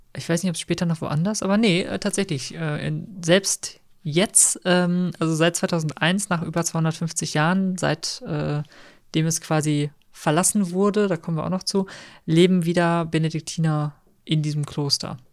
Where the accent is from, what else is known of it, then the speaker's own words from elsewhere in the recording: Münster, North Rhine-Westphalia, Germany; wir kommen ja aus Münster